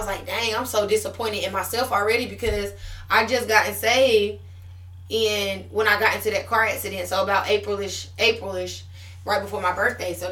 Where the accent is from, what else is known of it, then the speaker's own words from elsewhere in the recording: Puerto Rico; So I got saved in June after I came from Puerto Rico